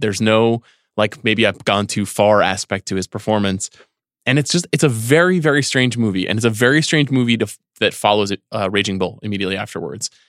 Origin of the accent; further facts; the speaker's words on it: Long Island, New York, United States; Growing up in New York on Long Island